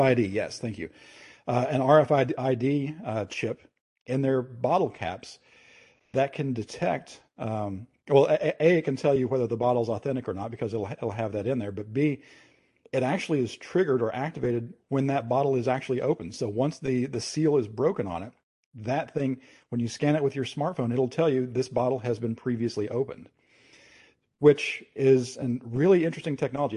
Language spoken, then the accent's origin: English; Kentucky, United States; my home state, which is Kentucky in the United States